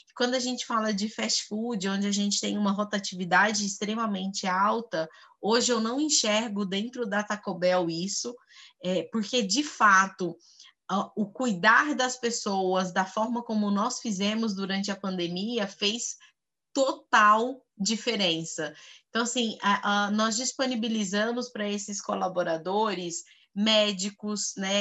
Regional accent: Goiás, Brazil; moved away as an adult; now in São Paulo, Brazil; Goiana, como diz na minha terra, goianinha do pé rachado

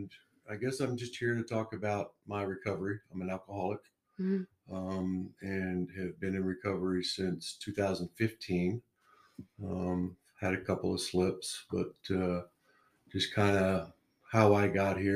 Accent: Oklahoma, United States; moved away as an adult; also born or lived in New York / North Carolina; now in Utah, United States; I grew up in Oklahoma

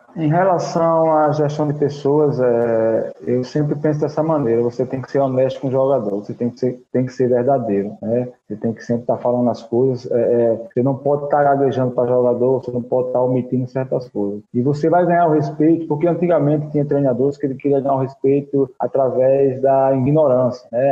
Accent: Rio Grande do Norte, Brazil; eu sou do estado do Rio Grande do Norte

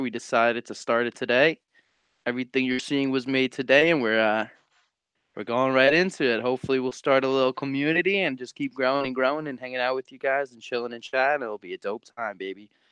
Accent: New York, United States; also born or lived in Long Island; I'm 19 years old. I'm from New York. Live on Long Island

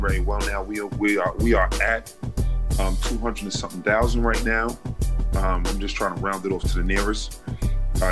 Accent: New York City, New York, United States; moved away as an adult; also born or lived in Long Island, New York; now in New Jersey, United States; Originally from Brooklyn, New York, born and raised, lived my whole life out there

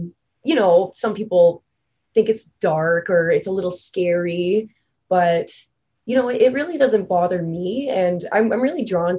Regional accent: Thunder Bay, Ontario, Canada

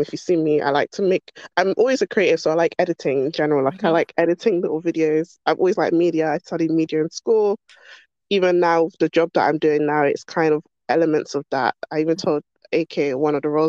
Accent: London, United Kingdom; Born and raised in London, basically my whole life. Always been here. South London girl

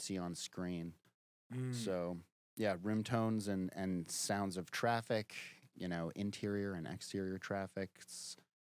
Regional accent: Denver, Colorado, United States; moved away as an adult; now in Los Angeles, United States; I am from Denver, Colorado

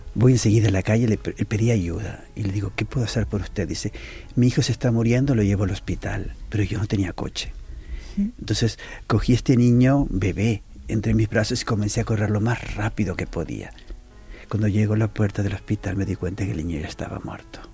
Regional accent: Uruguay; moved away as an adult; also born or lived in Palestine / Israel / Lebanon / Istanbul; now in Porto, Portugal; yo no soy portugués. Yo soy de Uruguay

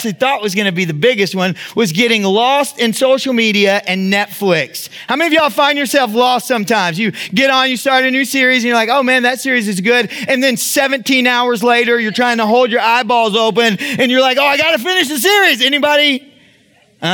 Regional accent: Texas, United States; That's a product of how I was raised. I can't help that, right? I'm from the South. That's what we do. I'm from Texas, right?

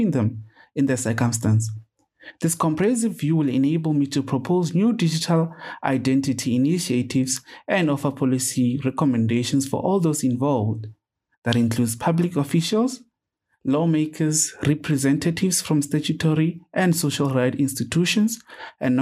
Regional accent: South Africa; from South Africa.

